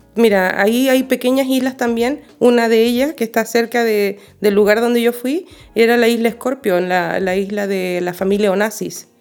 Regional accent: Chile; moved away; tengo los mayores recuerdos bonitos de una infancia fabulosa en mi país

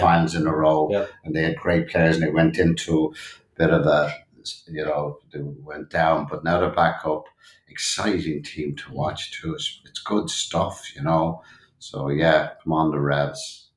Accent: Dublin, Leinster, Ireland; I grew up in Dublin, Ireland, uh, born in 59

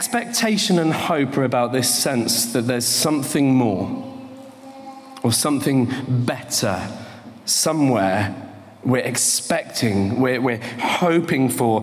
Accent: England, United Kingdom; now in Bo'ness, United Kingdom

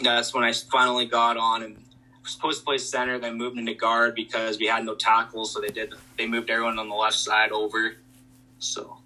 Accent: Canada; growing up in Canada, it was always about hockey

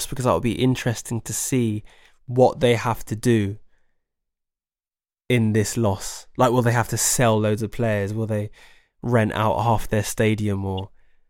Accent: Oxford, South East England, United Kingdom; My hometown club

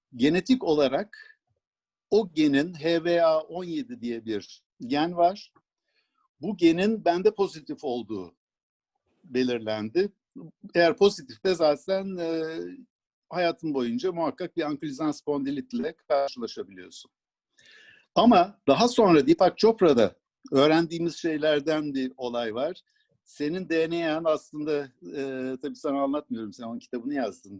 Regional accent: Sivas, Sivas Province, Turkey; moved away; also born or lived in Ankara; 1949 ee, yılında ben e, Sivas'ta doğmuşum. Bütün ailem Sivaslı.

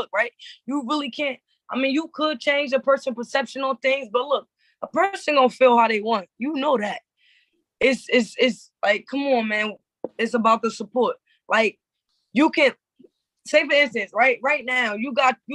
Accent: New Jersey, United States; I'm from Jersey

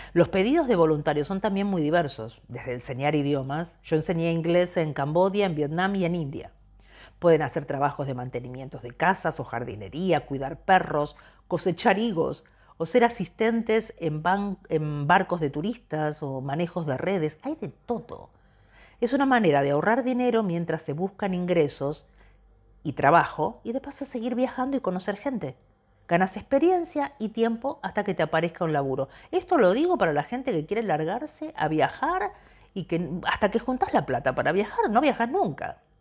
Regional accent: Argentina; moved away as an adult; Somos argentinos

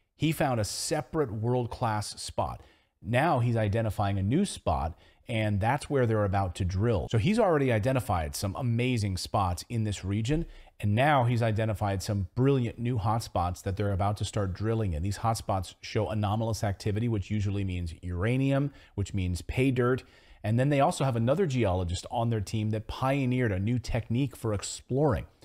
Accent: Philadelphia, Pennsylvania, United States; my hometown of Philadelphia

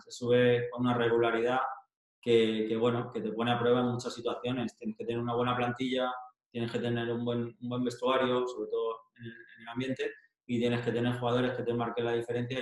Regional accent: Leganés, Community of Madrid, Spain; moved away as an adult; yo soy de Leganés

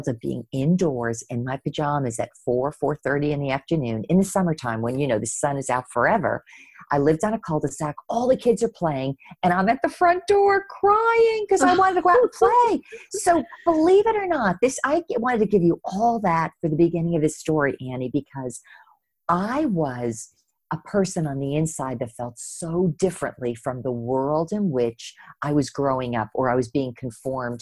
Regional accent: New Jersey, United States; my road started in New Jersey. I grew up right outside of New York City in a small 1 square mile town

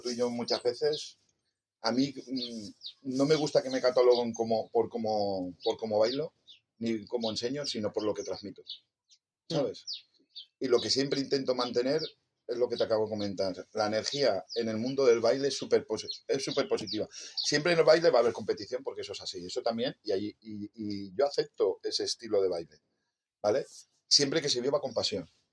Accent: Torrent, Valencian Community, Spain; en mi pueblo, en Torrente

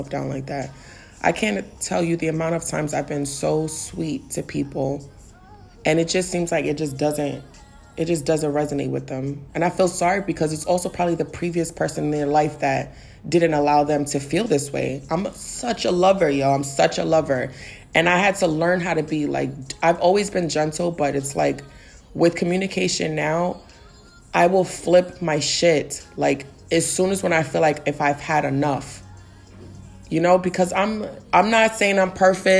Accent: New York City, New York, United States; I'm from the Bronx, so I'm a New Yorker, you know? Naturally, it's in my swag to have like some sort of like, you know, like edge to how I speak

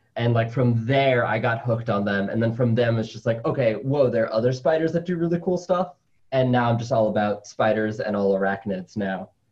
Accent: New York City, New York, United States; also born or lived in Colombia; my family came to the United States when I was like two or three, um, and I grew up in New York City

